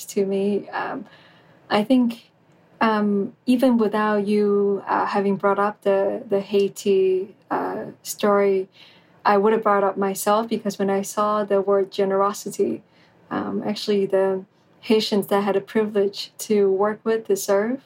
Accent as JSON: {"language": "English", "country": "Taiwan", "said": "I'm from Taiwan"}